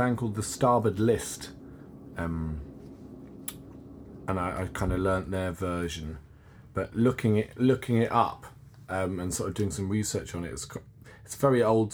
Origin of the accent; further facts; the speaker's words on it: London, United Kingdom; as a Londoner